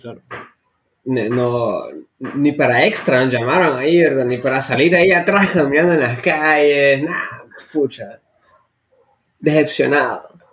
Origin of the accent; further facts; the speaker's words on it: Tegucigalpa, Francisco Morazán, Honduras; en Tegucigalpa, porque nosotros somos de ahí